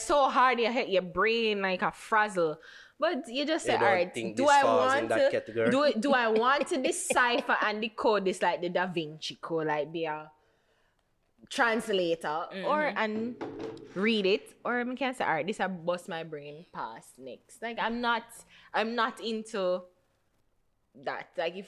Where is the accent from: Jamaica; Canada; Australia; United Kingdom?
Jamaica; Port Antonio, Portland; Right, but Port Antonio. You're Manchin, whatever. But I'm from Port Antonio.